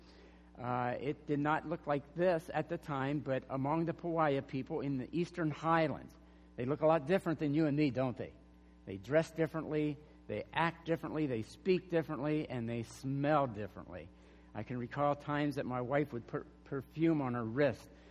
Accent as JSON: {"language": "English", "area": "York County", "region": "Pennsylvania", "country": "United States", "tie": "born or raised there", "moved": "as an adult", "lives_now": "Arizona, United States", "said": "we're originally from York. We both grew up in York County"}